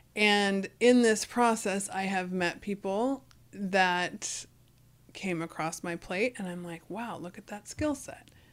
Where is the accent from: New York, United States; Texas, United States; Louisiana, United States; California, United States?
California, United States; Fresno; growing up in Fresno